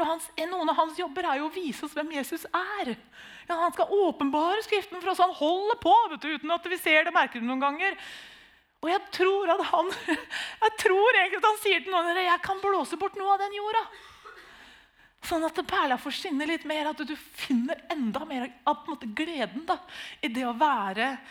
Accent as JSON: {"language": "Norwegian", "town": "Nissedal", "region": "Telemark", "country": "Norway", "tie": "born or raised there", "said": "Vi er jo født og oppvokst i Nissedal"}